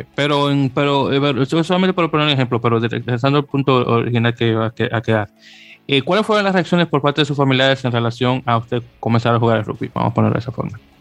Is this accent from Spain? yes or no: no; Dominican Republic; yo soy de la República Dominicana